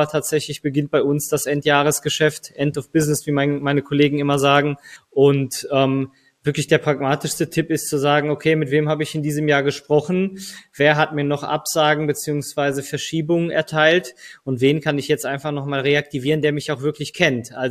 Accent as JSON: {"language": "German", "town": "Bochum", "region": "North Rhine-Westphalia", "country": "Germany", "said": "ich komme jetzt selber aus Bochum, wir sitzen hier in Bochum"}